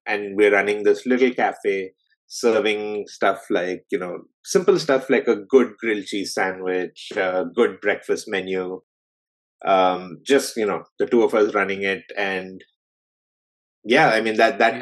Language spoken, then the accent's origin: English; Delhi, India; moved away as an adult; now in Toronto, Canada; I grew up in India. I was in Delhi all my life.